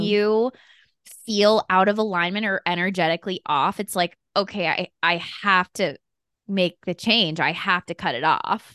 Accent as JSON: {"language": "English", "region": "Colorado", "country": "United States", "tie": "born or raised there", "also_born_or_lived": "San Diego", "moved": "yes", "said": "I grew up in Colorado"}